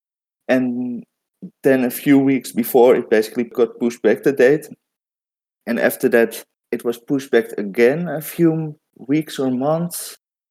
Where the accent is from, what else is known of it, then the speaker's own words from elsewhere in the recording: Netherlands; I'm from the Netherlands